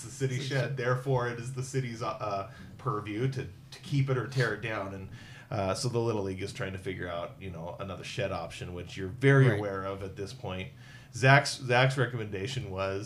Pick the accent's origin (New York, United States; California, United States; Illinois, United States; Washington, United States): Washington, United States; Centralia; now in Pullman, United States; my hometown of Centralia